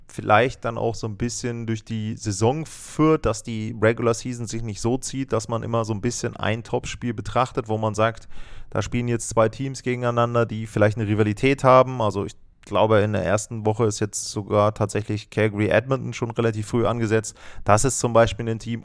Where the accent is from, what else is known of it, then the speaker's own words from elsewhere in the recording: Germany; Bei uns in Deutschland